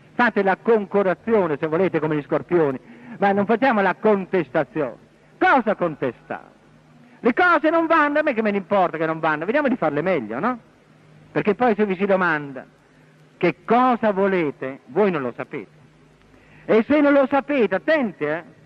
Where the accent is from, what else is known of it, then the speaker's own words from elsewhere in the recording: Porto Recanati, Marche, Italy; sono nato a Porto Recanati, la terra dei leopardi